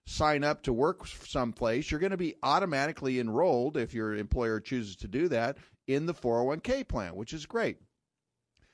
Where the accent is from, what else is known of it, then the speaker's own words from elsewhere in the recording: Sacramento, California, United States; moved away; I grew up in Sacramento, California, where Shakey's started